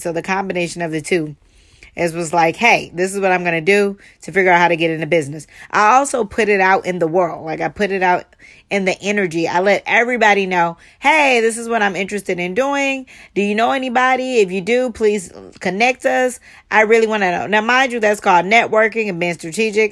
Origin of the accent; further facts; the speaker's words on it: Charleston, United States; growing up in Charleston